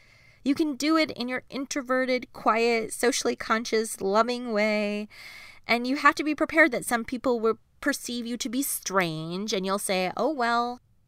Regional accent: Canada; it's part of being Canadian, by the way. It's like built in.

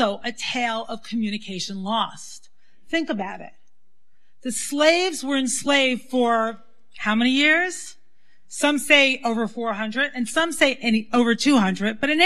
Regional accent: New York City, New York, United States; I grew up in the Syrian Jewish community in Brooklyn

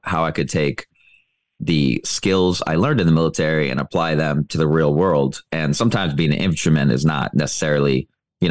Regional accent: Iowa, United States; moved away as an adult; also born or lived in Thailand; now in Dominican Republic; even in my hometown in Iowa

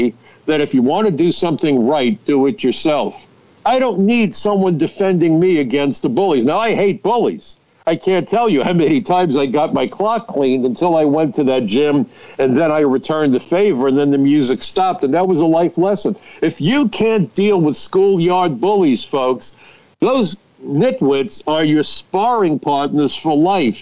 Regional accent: New York City, New York, United States; I come from Brooklyn. I'm still in Brooklyn.

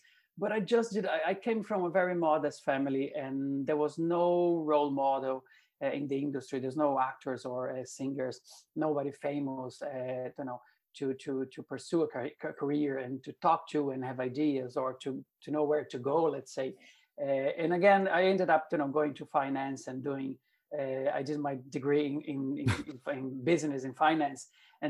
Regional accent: São Paulo, Brazil; English is a second language; moved away as an adult; now in Ireland; I'm from Brazil, from São Paulo, and I remember growing up and watching, you know, actors on TV.

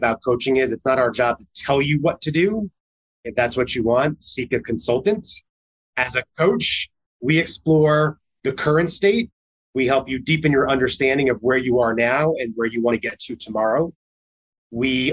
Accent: New York, United States; as a New Yorker

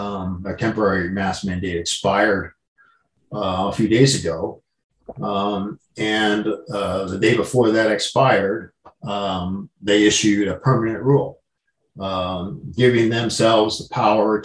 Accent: United States; growing up in the United States

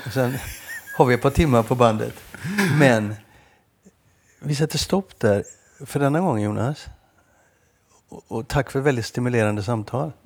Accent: Gothenburg, Västra Götaland, Sweden; moved away; also born or lived in Stockholm / Lund / Malmö

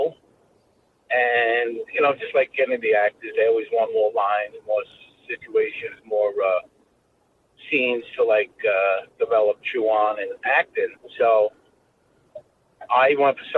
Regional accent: New York City, New York, United States; I grew up in Brooklyn

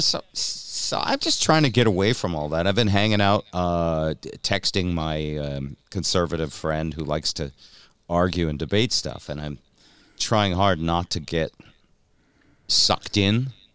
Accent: New England, United States; I'm from New England

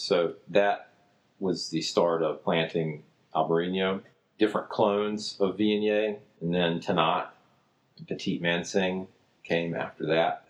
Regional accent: Jarvisburg, North Carolina, United States; I'm from Jarvisburg. I was uh, born and raised here

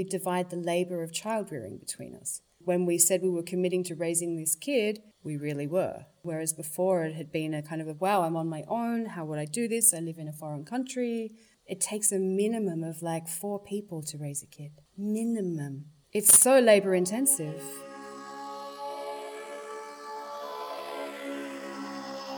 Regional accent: Tasmania, Australia; growing up in Tasmania

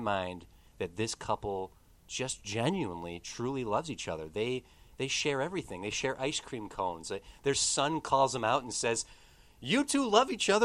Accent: Midwest, United States; I'm Midwestern

